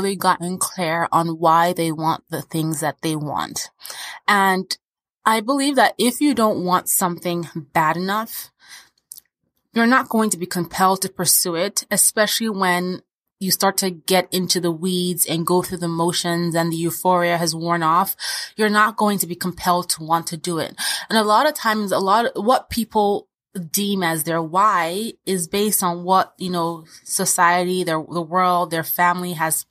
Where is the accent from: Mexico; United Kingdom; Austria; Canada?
Austria; born there; We moved from Nigeria to Austria, where I was born, because my dad got a really great opportunity.